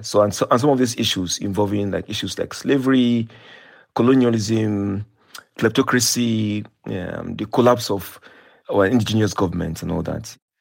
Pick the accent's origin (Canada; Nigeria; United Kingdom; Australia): Nigeria; when I was growing up in Nigeria